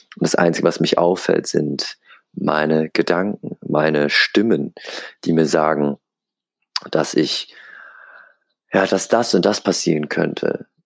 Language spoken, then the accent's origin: German; Aschaffenburg, Bavaria, Germany; moved away as an adult; now in Hamburg, Germany; Ich bin hier in Aschaffenburg geboren, aufgewachsen, zur Schule gegangen